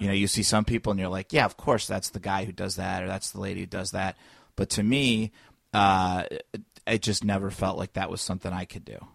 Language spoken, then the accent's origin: English; Indiana, United States; moved away as an adult; also born or lived in Los Angeles; now in Chicago, United States; I'm from Indiana